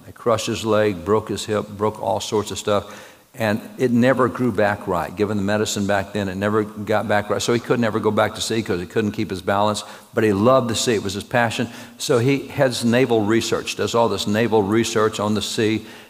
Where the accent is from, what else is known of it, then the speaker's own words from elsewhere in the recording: Texas, United States; I'm a cowboy from Texas, got the ranch, got the horses and the cattle and the pickup and everything that goes with it, love being a cowboy.